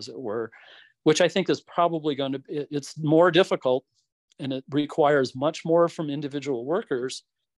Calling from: Utah, United States; I'm speaking here from Southern Utah, and Utah is a pretty conservative state.

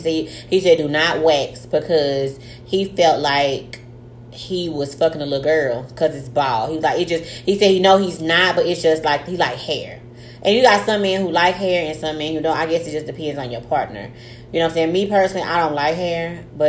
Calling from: Tyler, Texas, United States; I'm writing in from Tyler, Texas.

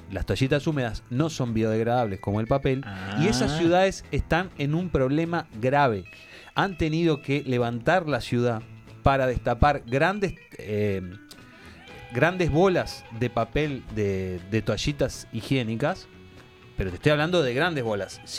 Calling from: Virginia, United States; de Virginia y acá en los Estados Unidos no existe el bidet.

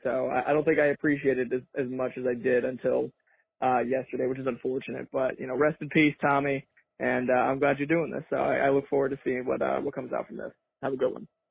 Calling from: Northampton, Massachusetts, United States; I'm calling out from Northampton, Massachusetts.

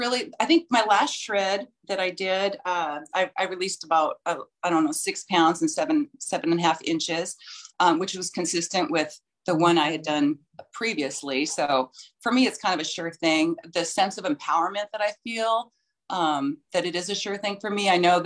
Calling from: Boise, Idaho, United States; I'm calling in from Boise, Idaho.

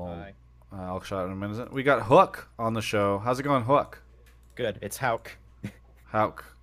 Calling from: Salt Lake City, Utah, United States; I'm calling from Salt Lake City, Utah.

